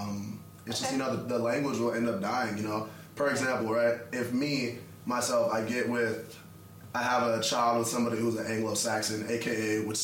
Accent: Nigeria; I'm Nigerian.

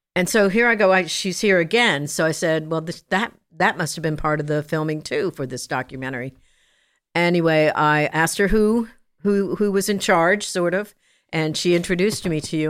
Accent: New Jersey, United States; moved away; also born or lived in Long Island, New York / Kansas; I was born in Long Island, raised in New Jersey, that kind of good stuff, Jersey girl

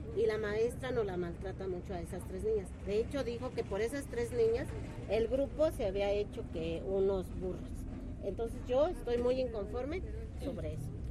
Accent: San José del Alto, Querétaro, Mexico; la comunidad que somos de aquí de San José del Alto

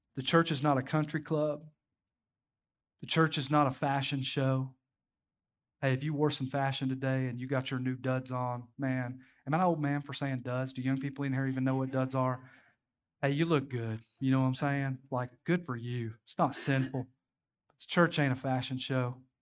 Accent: Knoxville, Tennessee, United States; now in Crossville, United States; I grew up in the inner city of Knoxville

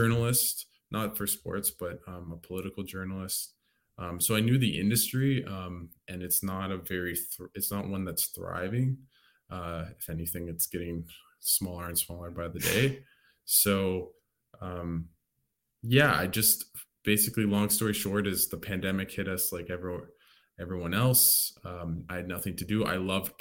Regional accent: Canada; when I came back to Canada when I was 6

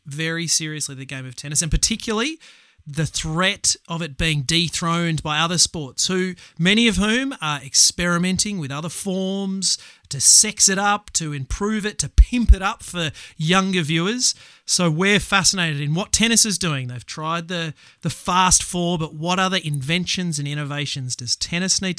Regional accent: Australia; as an Australian

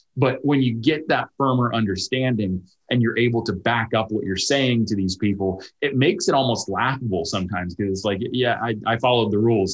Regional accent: Pennsylvania, United States; moved away; So I grew up in an area and I visit my, my hometown quite often uh, where we have a, a state park. It's Little Pine State Park.

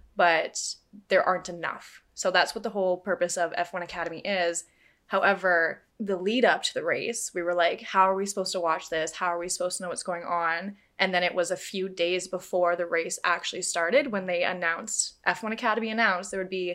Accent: Canada; I'm Canadian

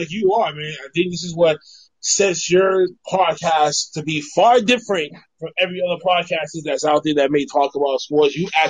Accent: Boston, Massachusetts, United States; I'm a Bostonian.

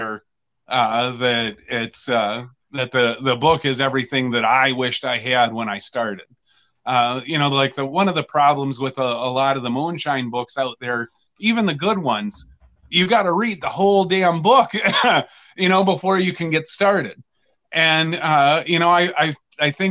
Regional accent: Lansing, Michigan, United States; Oh, Michigan. I'm from Lansing, Michigan.

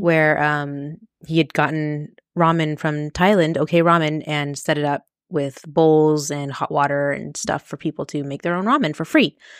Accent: Las Vegas, Nevada, United States; we're from Vegas

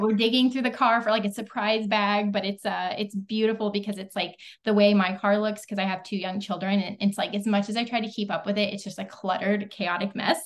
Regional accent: the Ozarks, United States; now in Texas, United States; I come from the Ozarks originally, I live in Texas now.

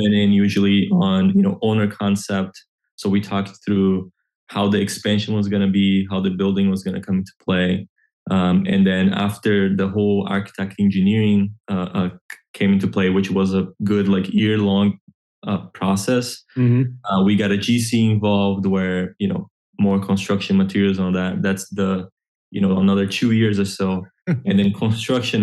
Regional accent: Brazil; moved away as an adult; now in Orlando, United States; I grew up in Brazil

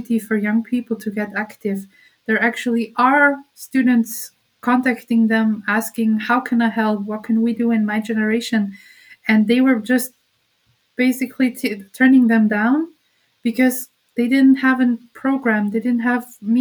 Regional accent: Austria; here in my hometown in Austria

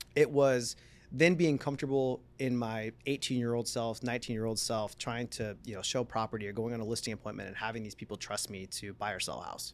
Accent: San Diego, California, United States; also born or lived in Palm Desert; I moved out from San Diego, born and raised, moved to Palm Desert

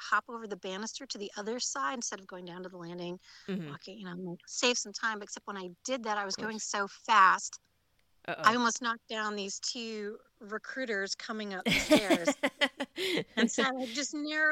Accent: Rockland and Orange County, New York, United States; moved away as an adult; also born or lived in Virginia / Syracuse, New York; I grew up outside of the city, in Rockland and Orange County

